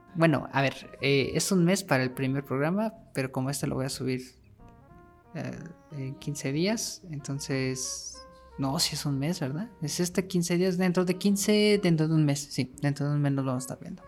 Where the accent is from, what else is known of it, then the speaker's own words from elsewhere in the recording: Mexico; nosotros como mexicanos